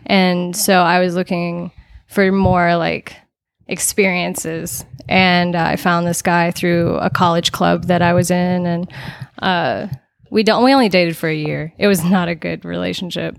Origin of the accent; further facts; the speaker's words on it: Las Vegas, Nevada, United States; I'm from Las Vegas, actually.